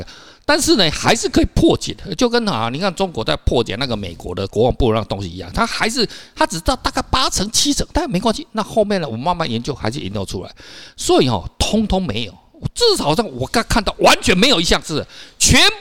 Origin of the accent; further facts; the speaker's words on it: Taiwan; 就跟我们早期我们台湾的呃，我们为什么从福建过来？